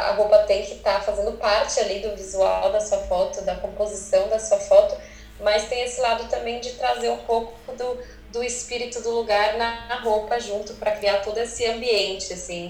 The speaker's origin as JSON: {"language": "Portuguese", "area": "ABC", "region": "São Paulo", "country": "Brazil", "moved": "as an adult", "lives_now": "California, United States", "said": "eu sou brasileira, sou do ABC"}